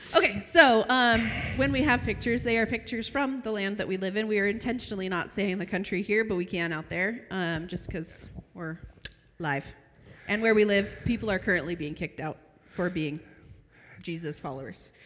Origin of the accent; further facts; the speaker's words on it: United States; now in Arabian Peninsula; I'm from Washington